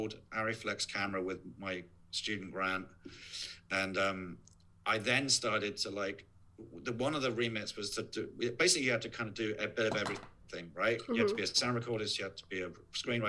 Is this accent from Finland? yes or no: no; near Worthing, South East England, United Kingdom; moved away; a place called Worthing, which is not that far from where I, my hometown